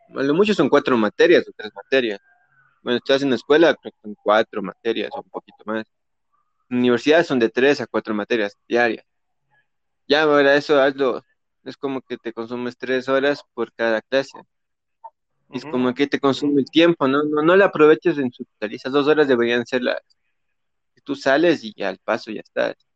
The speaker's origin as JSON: {"language": "Spanish", "country": "Ecuador", "said": "somos ecuatorianos"}